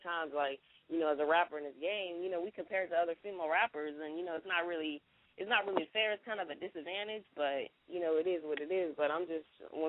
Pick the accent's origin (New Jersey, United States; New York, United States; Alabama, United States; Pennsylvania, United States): Pennsylvania, United States; Pittsburgh; also born or lived in Duval County, Florida; now in Jacksonville, United States; I'm originally from Pittsburgh, PA, but I represent that Duval County all day.